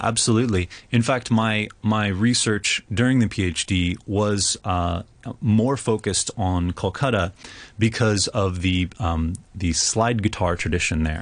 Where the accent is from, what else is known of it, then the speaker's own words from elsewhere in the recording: Berkeley, California, United States; I grew up in Berkeley, California.